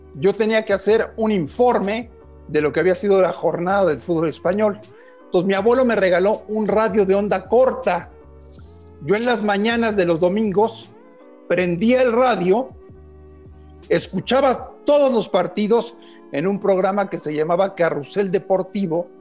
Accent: Mexico City, Mexico; yo nací en la Ciudad de México hace 48 años

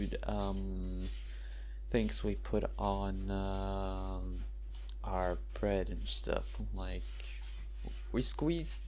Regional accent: Norway; first language Norwegian; English is a second language; Born there, lived there all my life

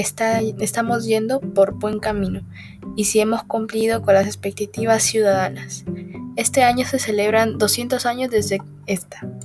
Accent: Peru; nos sirve a nosotros como peruanos

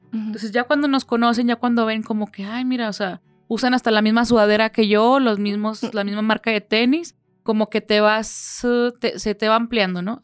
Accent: Mexico; somos muy afectivos

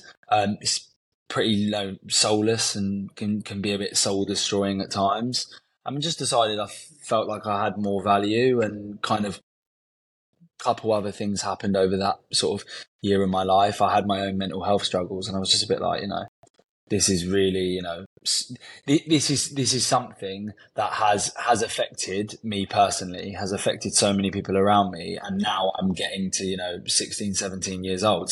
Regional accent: London, United Kingdom; I'm born and raised in Southwest London

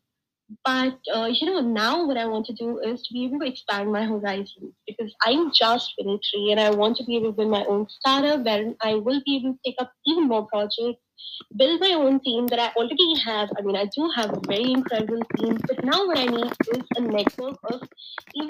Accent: India; I am from India, and I have been working

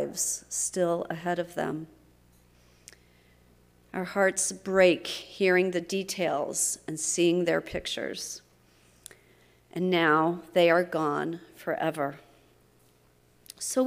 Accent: Texas, United States; my home state of Texas.

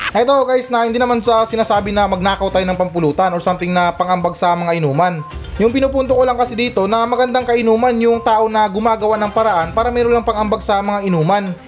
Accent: Philippines; ako, bilang isang Pilipino

